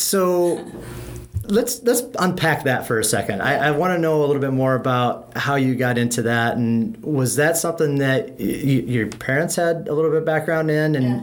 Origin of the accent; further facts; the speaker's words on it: Midwest, United States; I grew up in the Midwest